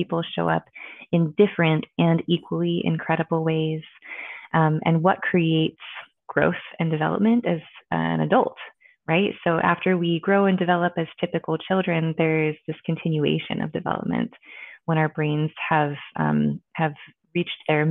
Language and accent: English; Olympic Peninsula, Washington, United States; also born or lived in Hawaii; I was born and raised in the Pacific Northwest